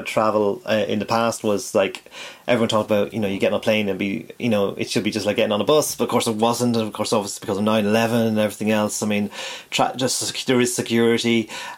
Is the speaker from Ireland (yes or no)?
yes; Ireland; my hometown